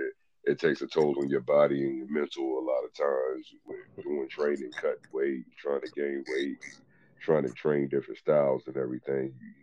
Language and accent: English; Eastern Shore of Virginia, United States; I'm from the Eastern Shore of Virginia.